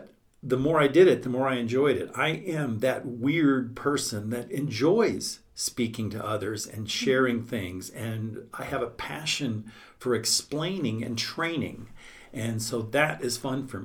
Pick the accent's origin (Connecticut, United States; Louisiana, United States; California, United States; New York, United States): Louisiana, United States; New Orleans; moved away; I come from New Orleans originally.